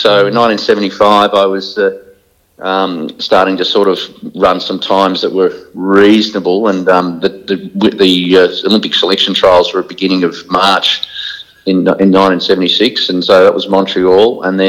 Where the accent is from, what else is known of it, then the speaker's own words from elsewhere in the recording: Geelong, Victoria, Australia; growing up in Geelong